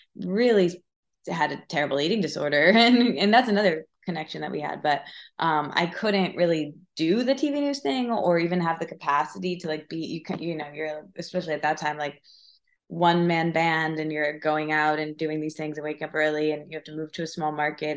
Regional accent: Michigan, United States; I'm from Michigan, so I grew up there

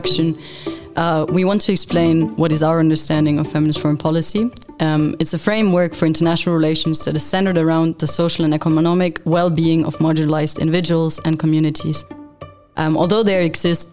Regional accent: Germany; now in Geneva, Switzerland; I'm originally from Germany

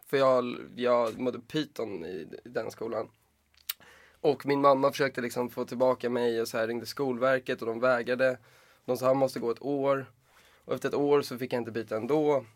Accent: Stockholm, Stockholm County, Sweden; jag är uppväxt i Bromma

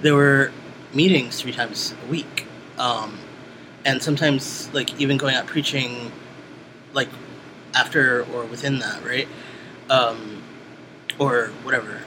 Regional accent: New York City, New York, United States; I was born in Brooklyn, New York

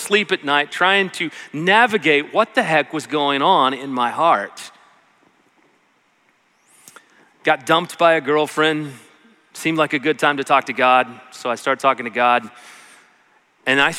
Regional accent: Salina, Kansas, United States; also born or lived in Cleburne, Texas; now in Georgetown, United States; I was born and raised in Salina, Kansas.

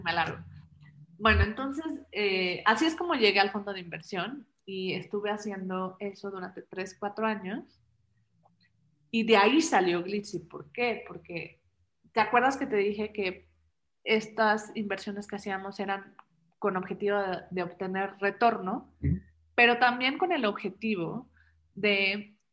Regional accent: Mexico City, Mexico; also born or lived in Germany; Yo soy mexicana, chilanga. Luego dicen que tengo un acento raro

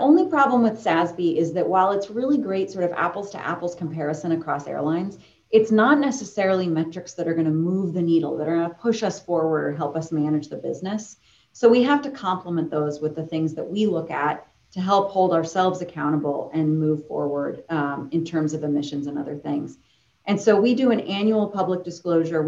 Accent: Boston, Massachusetts, United States; I grew up in Boston, downtown Boston

